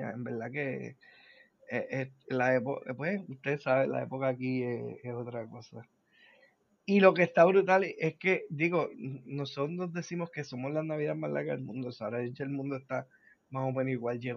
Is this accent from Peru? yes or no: no; Spain; Soy de España, pero sentidos del gusto están en las, cañas.